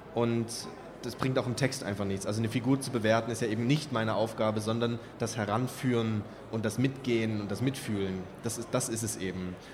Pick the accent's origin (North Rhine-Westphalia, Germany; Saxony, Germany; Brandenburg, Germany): Saxony, Germany; Kamenz; moved away as an adult; also born or lived in Räckelwitz / Kassel / Görlitz; aufgewachsen bin ich ja in Kamenz